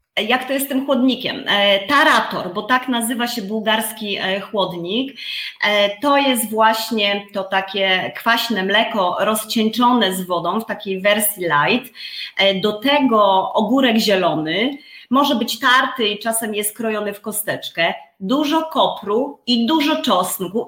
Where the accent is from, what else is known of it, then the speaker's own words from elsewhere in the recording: Poland; moved away as an adult; now in Bulgaria; ja wychowałam się na wsi